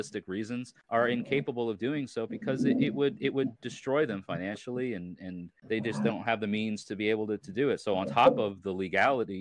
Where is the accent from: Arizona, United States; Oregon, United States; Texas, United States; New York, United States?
New York, United States; Long Island; moved away as an adult; also born or lived in Hudson Valley, New York; now in Tennessee, United States; I'm originally from Long Island, and my family moved.